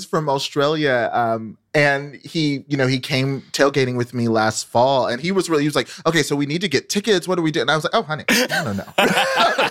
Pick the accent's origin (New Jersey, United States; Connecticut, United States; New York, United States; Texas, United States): Texas, United States; North; moved away as an adult; now in Columbus, United States; I grew up in North Texas